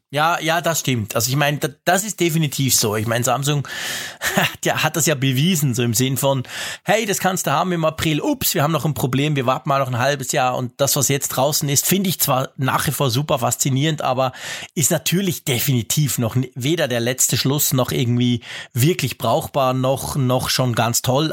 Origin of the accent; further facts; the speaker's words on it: Switzerland; also born or lived in Bern; bei uns in der Schweiz